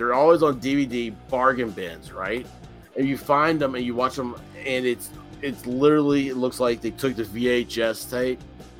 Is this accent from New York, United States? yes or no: no; Memphis, Tennessee, United States; moved away; also born or lived in Jacksonville; I'm from Memphis, okay? Memphis is a very southern, classical town like that.